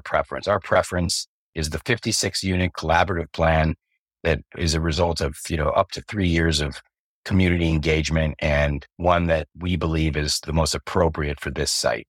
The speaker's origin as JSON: {"language": "English", "town": "Covina", "region": "California", "country": "United States", "tie": "born or raised there", "said": "my hometown, Covina, where I was born"}